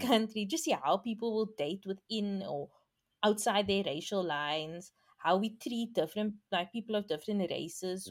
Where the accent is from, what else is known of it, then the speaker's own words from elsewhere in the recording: South Africa; young people aren't ready to settle down in South Africa. We settle down quite late